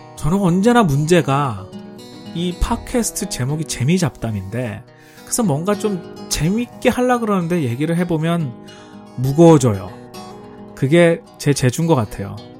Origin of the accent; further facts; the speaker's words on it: South Korea; moved away as an adult; also born or lived in United States